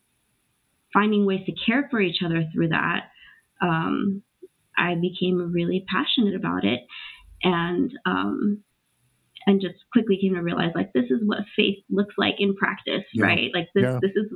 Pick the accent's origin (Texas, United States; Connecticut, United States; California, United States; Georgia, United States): California, United States; Los Angeles; also born or lived in Trujillo, Peru; I'm originally born in Trujillo, Peru, and I grew up in Los Angeles, undocumented for many years